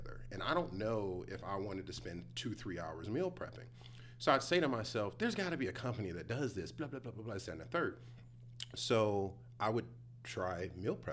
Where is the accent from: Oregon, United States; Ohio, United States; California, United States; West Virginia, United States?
Ohio, United States; Cleveland; now in Texas, United States; I'm originally from Cleveland, so I'm a city boy